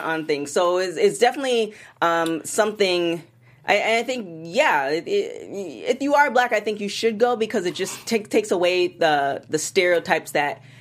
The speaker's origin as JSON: {"language": "English", "country": "Canada", "said": "I'm Canadian"}